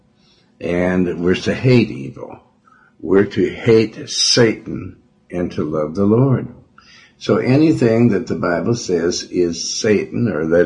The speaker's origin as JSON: {"language": "English", "region": "Montana", "country": "United States", "tie": "born or raised there", "also_born_or_lived": "Joplin, Missouri / Cleveland / Houston", "moved": "yes", "lives_now": "California, United States", "said": "I was raised around Montana, in Montana. Lived in Windham, Lewistown, Helena, Billings, Montana"}